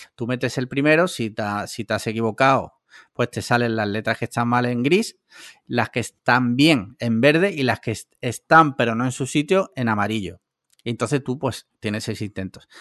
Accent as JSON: {"language": "Spanish", "region": "Andalusia", "country": "Spain", "said": "yo soy andaluz"}